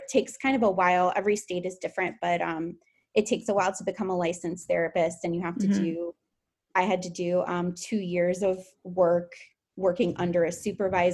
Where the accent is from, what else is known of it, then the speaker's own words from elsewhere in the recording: Fort Lauderdale, Florida, United States; moved away as an adult; also born or lived in Tallahassee, Florida; now in Orlando, United States; I'm from Fort Lauderdale